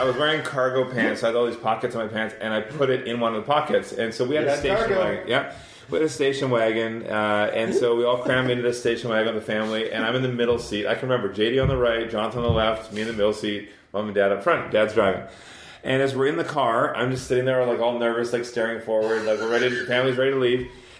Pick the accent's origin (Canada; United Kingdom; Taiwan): United Kingdom; Scotland; I'm Scottish.